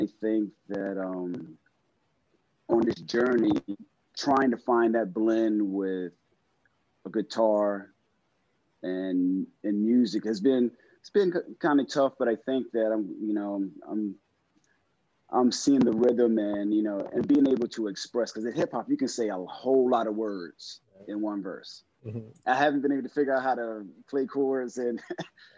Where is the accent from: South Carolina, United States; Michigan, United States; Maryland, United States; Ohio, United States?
Maryland, United States; Silver Spring; I'm from, born and raised in Silver Spring, Maryland, and that's in the DMV area